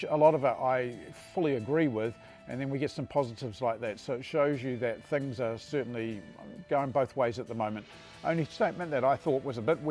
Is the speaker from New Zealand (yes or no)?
yes; New Zealand; as a New Zealander